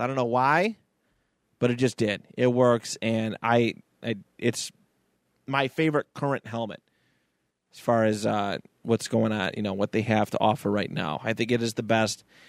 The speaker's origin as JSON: {"language": "English", "town": "Niagara Falls", "region": "New York", "country": "United States", "tie": "born or raised there", "said": "growing up in Niagara Falls"}